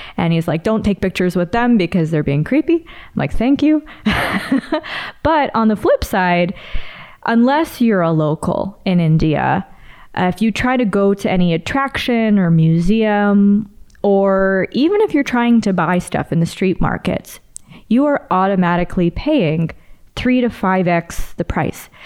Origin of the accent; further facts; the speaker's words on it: Canada; born and raised in Canada